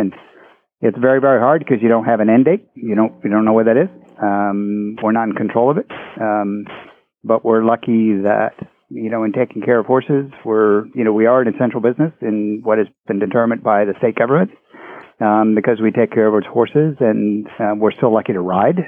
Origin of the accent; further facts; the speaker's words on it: Gaithersburg, Maryland, United States; I grew up in the Maryland area, Gaithersburg, Maryland